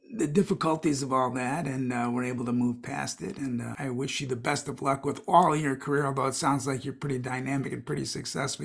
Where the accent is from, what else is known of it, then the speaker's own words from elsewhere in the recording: Chicago, Illinois, United States; I'm from Chicago